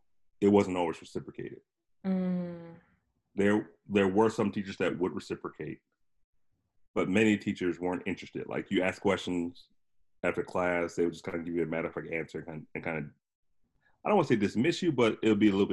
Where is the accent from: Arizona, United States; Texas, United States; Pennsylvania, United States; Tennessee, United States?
Pennsylvania, United States; Harrisburg; Harrisburg, Pennsylvania.